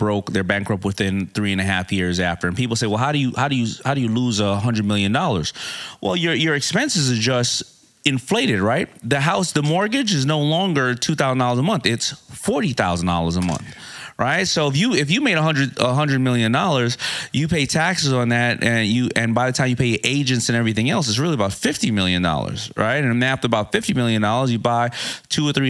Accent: New York City, New York, United States; I'm from Hollis, Queens

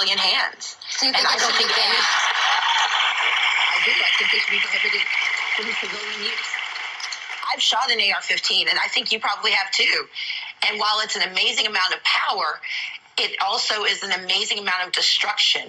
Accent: Mississippi, United States; when I was growing up in Mississippi

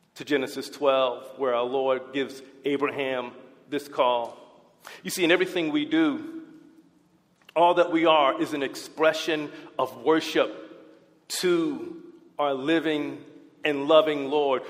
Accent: United States; our American presidents

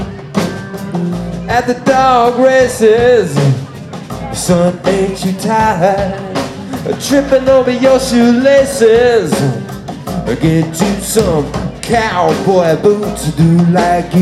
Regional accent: Memphis, Tennessee, United States; My dad was a Memphis, Tennessee musician, and he raised us up right

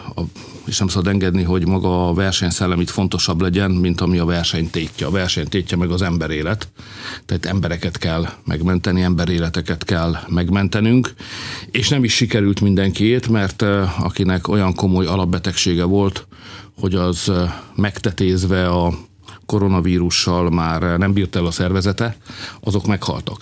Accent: Hungary; magyar vagyok

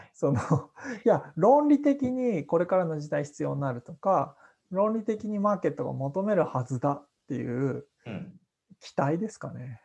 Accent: Yonago, Tottori, Japan; moved away as an adult; now in Tokyo, Japan; 生まれ育ちは山の影山陰鳥取県米子市出身でして

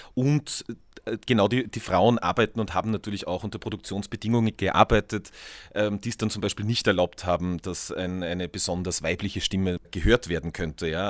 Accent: Tyrol, Austria; in unserem kleinen Ort in Tirol, wo ich aufgewachsen bin

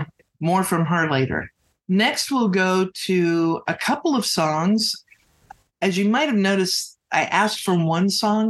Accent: Texas, United States; Also, I'm from Texas, so I love all things ….

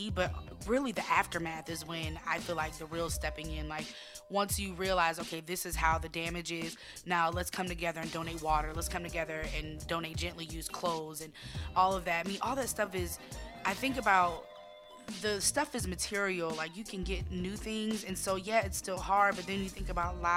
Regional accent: Virginia Beach, Virginia, United States; I am from Virginia Beach

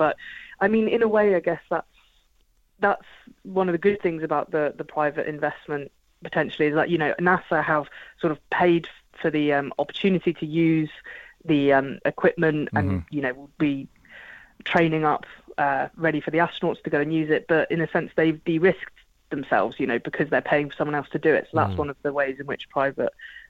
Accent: Portsmouth, South East England, United Kingdom; So then in terms of Portsmouth, so I'm originally from Portsmouth, so it's my hometown, very, very proud of it.

